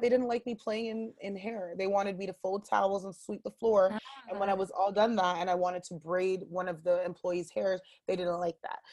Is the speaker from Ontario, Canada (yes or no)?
yes; Ottawa, Ontario, Canada; I am born and raised in Ottawa, uh, born at the Riverside Hospital